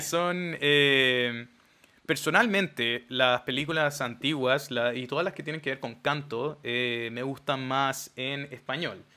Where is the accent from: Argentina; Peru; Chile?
Chile; somos chilenos